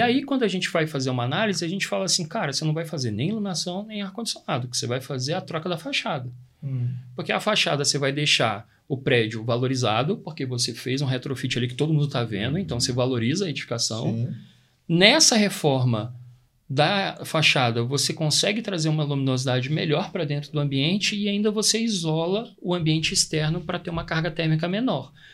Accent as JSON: {"language": "Portuguese", "country": "Brazil", "said": "A gente é brasileiro"}